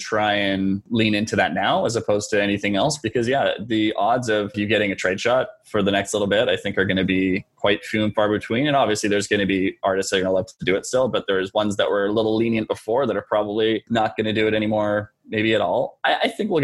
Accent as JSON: {"language": "English", "region": "Northern Ontario", "country": "Canada", "tie": "born or raised there", "said": "we had this fishing festival in my hometown"}